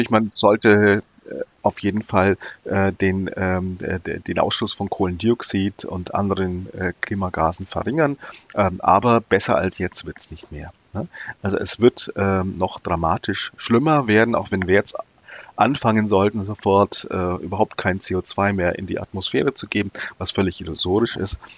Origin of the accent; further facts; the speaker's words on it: Nuremberg, Bavaria, Germany; bin dann auch als Jugendlicher zum Bund Naturschutz in Bayern, ich komme aus Nürnberg, gegangen, ja.